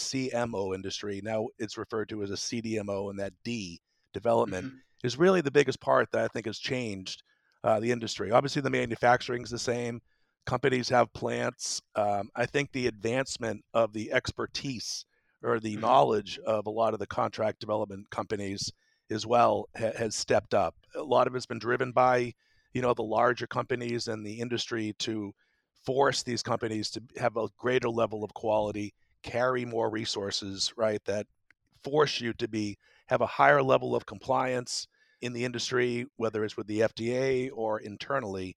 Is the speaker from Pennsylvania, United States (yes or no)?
no; Massachusetts, United States; moved away as an adult; also born or lived in Tampa; I grew up in Massachusetts and attended school in Massachusetts as well